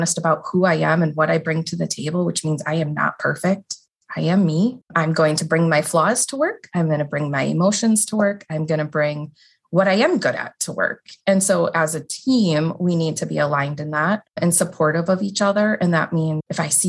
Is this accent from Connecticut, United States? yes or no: no; outside of the Milwaukee area, Southeast Wisconsin, United States; So I grew up in Wisconsin, Southeast Wisconsin, outside of the Milwaukee area in a smaller community.